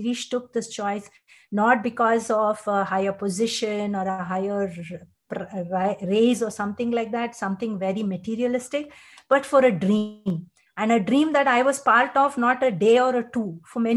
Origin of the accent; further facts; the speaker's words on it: Bangalore, Karnataka, India; I was born and brought up in Bangalore